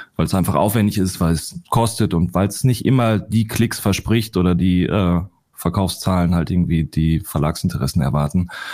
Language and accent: German; Ruhr area, North Rhine-Westphalia, Germany; ich komme aus dem Ruhrgebiet